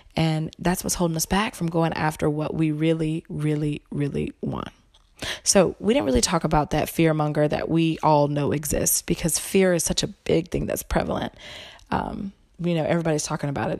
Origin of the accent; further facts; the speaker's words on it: the South, United States; I'm from the South